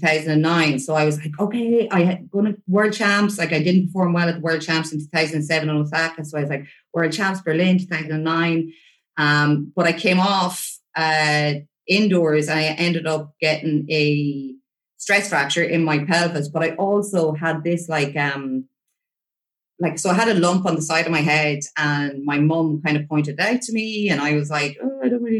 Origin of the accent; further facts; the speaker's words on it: Ireland; growing up in Ireland